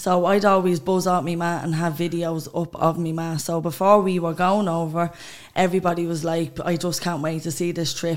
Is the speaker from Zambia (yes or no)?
no; Dublin, Leinster, Ireland; I'm also from D1